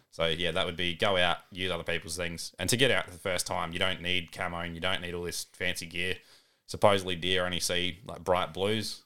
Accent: Balaklava, South Australia, Australia; moved away as an adult; also born or lived in Owen; now in Murray Bridge, Australia; originally born and raised mid-north, so Balaclava and Arwen

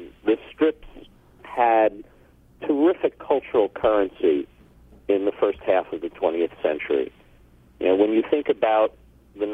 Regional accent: New York City, New York, United States; I was a Brooklyn kid, born in 1956

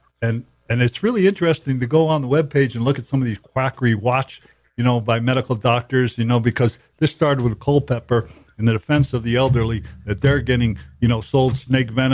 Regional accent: Cape Cod, Massachusetts, United States; I grew up in Cape Cod

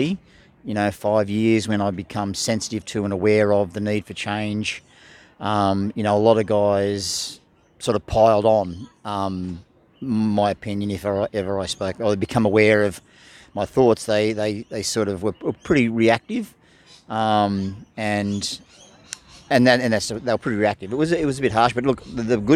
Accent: the Illawarra, New South Wales, Australia; I grew up in the Illawarra, and as a kid, surfing on those beaches

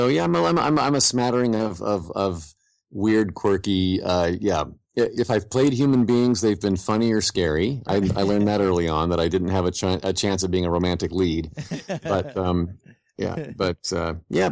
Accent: Indianapolis, Indiana, United States; I grew up in Indianapolis, Indiana, I went to Bishop Chatard High School.

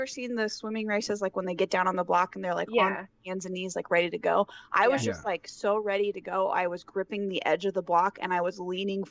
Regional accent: Omaha, Nebraska, United States; So we are from Omaha, so Kansas City is not that far away.

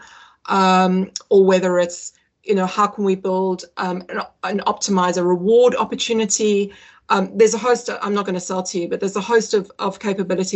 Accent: South Africa; moved away as an adult; also born or lived in Singapore; now in United Kingdom; I'm British. You'd never say so, but I was born in the UK. I grew up in South Africa, moved there when I was 11

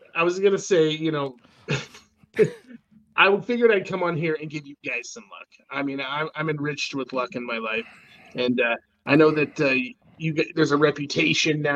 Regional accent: Idaho, United States; born or raised there; also born or lived in Oregon City, Oregon / Spokane, Washington

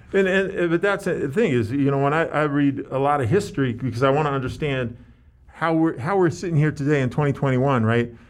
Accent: San Francisco, California, United States; I grew up in San Francisco

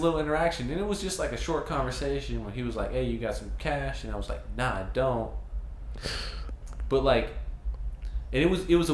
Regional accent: Peoria, Arizona, United States; I grew up in Peoria, Arizona

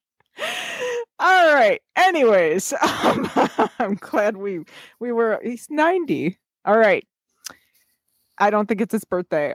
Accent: United States; being an American

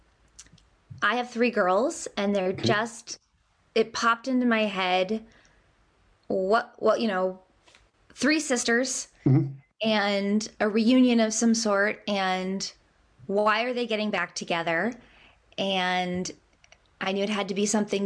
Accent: Maine, United States; also born or lived in North Carolina; I'm from Maine

